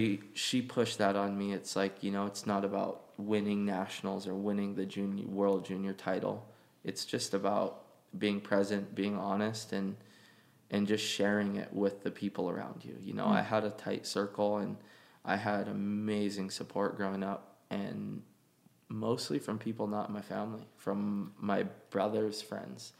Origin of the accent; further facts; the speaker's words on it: Hawaii, United States; we're all from Hawaii.